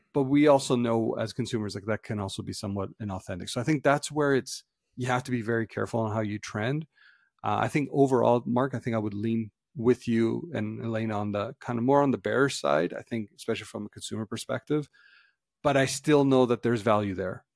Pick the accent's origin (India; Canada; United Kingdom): Canada; as Canadians